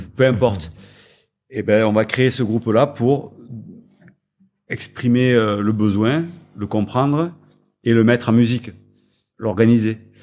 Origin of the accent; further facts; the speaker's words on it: France; on est français